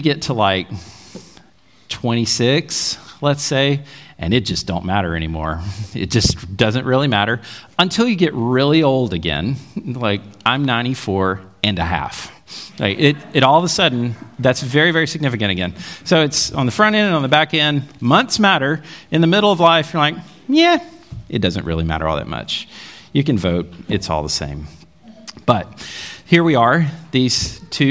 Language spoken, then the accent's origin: English; Jackson, Alabama, United States; where I grew up in Jackson, Alabama. Jackson, Alabama, just north of Mobile, about an hour. Lived there most of my elementary days.